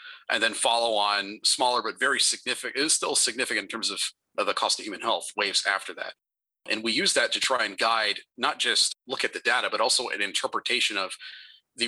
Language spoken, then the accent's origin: English; Northern Virginia, United States; I grew up in Northern Virginia